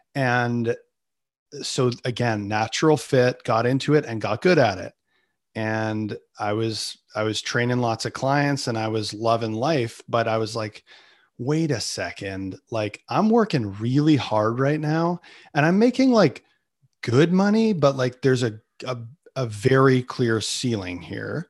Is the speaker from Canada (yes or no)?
yes; Canada; I'm Canadian